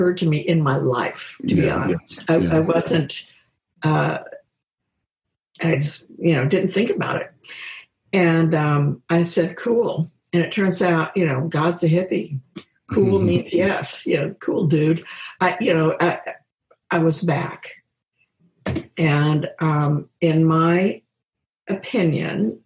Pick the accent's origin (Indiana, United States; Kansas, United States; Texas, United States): Kansas, United States; moved away as an adult; also born or lived in Seattle; I'm from Kansas, grounded.